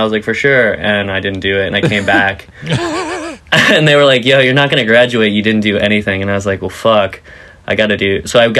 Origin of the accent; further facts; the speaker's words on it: Vero Beach, Florida, United States; I'm originally from Vero Beach, Florida.